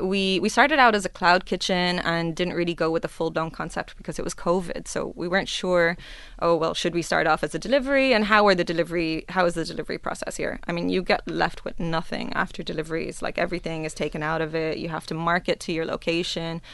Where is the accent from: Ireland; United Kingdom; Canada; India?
Ireland; now in Dubai, United Arab Emirates; I'm Irish